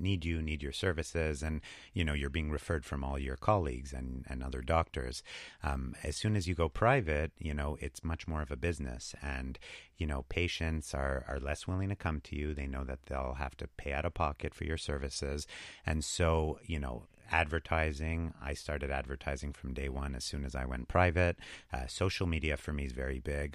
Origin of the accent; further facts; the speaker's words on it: Montreal, Quebec, Canada; We, I think we're both from Montreal originally.